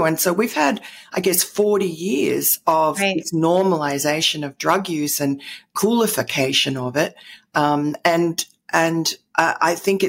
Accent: New York City, New York, United States; born there; also born or lived in London / Tokyo; I'm a kind of a native born New Yorker, although, wow, my accent doesn't tell you that.

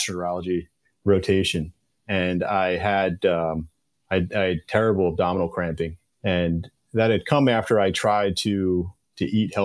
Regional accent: New York, United States; also born or lived in Virginia / North Chicago; I grew up and born and raised in New York

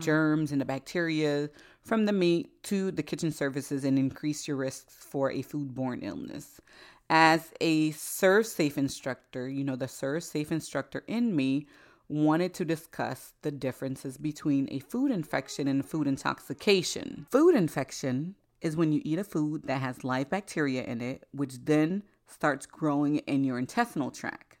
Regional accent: Florida, United States; also born or lived in Haiti; I spent the first seven years of my life in Haiti

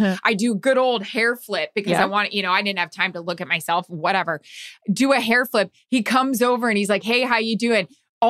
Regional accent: Orlando, Florida, United States; We're from Orlando.

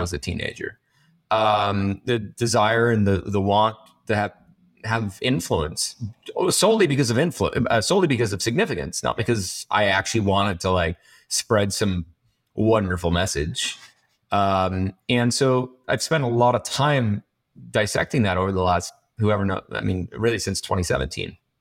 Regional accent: Canada; I'm from, I'm Canadian

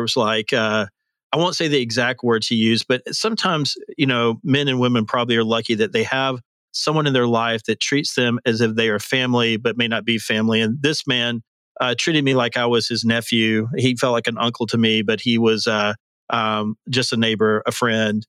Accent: Birmingham, Alabama, United States; moved away as an adult; also born or lived in Auburn, Alabama; now in Nashville, United States; I'm from Birmingham, Alabama originally, although I've been in Nashville now for about 31 years

